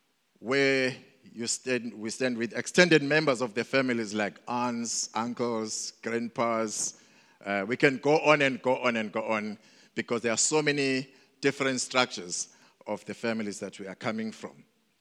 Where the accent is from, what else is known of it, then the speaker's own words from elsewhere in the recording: Mandeni, KwaZulu-Natal, South Africa; also born or lived in Durban; I was born here in Durban, but when I was 2 years old, we moved to Mandeni, coming from a family of seven.